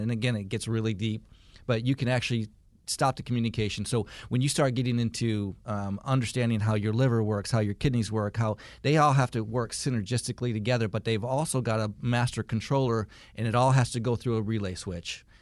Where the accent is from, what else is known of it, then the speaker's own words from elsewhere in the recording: Michigan, United States; now in Marietta, United States; I grew up in Michigan